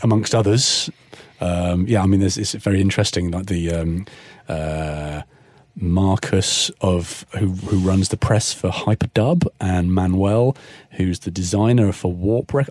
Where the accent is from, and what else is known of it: Cornwall, South West England, United Kingdom; born or raised there; moved away as an adult; also born or lived in Kingston upon Thames, London